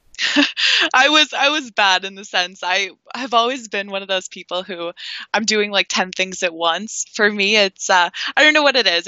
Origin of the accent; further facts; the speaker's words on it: Toronto, Ontario, Canada; I've grown up in my whole life Toronto, Canada